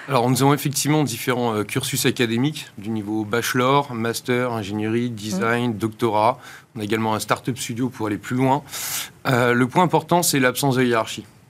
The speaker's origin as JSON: {"language": "French", "country": "France", "also_born_or_lived": "Boston, United States", "moved": "as an adult", "said": "j'étais ingénieur français hum. et formé dans le modèle très académique français"}